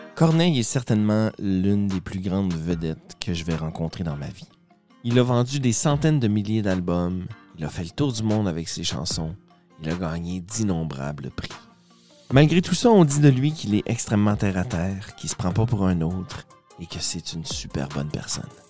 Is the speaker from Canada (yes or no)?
yes; Quebec, Canada; first language French; also born or lived in Winnipeg; Je viens du Lac-Saint-Jean, unilingue francophone